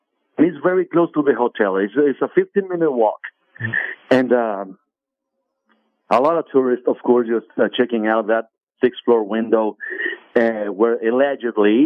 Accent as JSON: {"language": "English", "town": "Guadalajara", "region": "Jalisco", "country": "Mexico", "moved": "yes", "said": "people from the state of Jalisco, where I'm from. Yes. I'm from Guadalajara"}